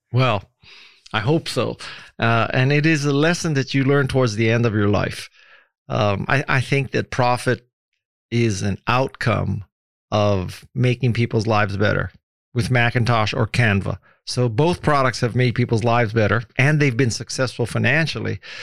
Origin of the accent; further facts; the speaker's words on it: Hawaii, United States; moved away; also born or lived in San Francisco; growing up in Hawaii